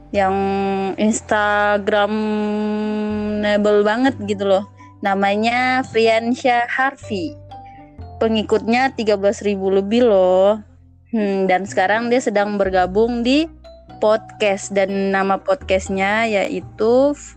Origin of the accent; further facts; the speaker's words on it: Ternate, North Maluku, Indonesia; Ternate, daerah saya